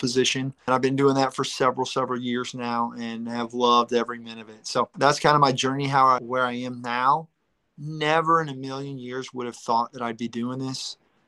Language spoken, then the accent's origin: English; Kansas City, United States; moved away as an adult; now in Branson, United States; I grew up in Kansas City